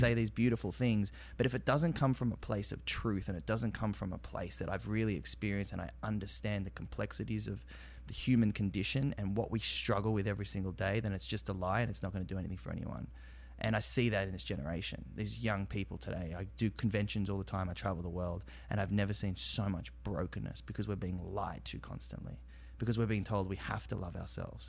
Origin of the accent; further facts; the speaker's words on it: Australia; accent: Aussie; moved away as an adult; I'm Australian.